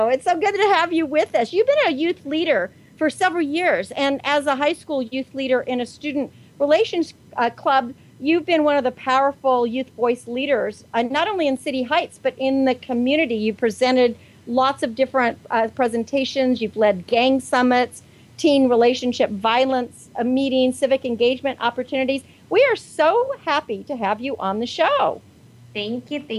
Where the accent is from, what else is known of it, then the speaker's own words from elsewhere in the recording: Mexico; also born or lived in San Diego, California; now in United States; I am from Mexico.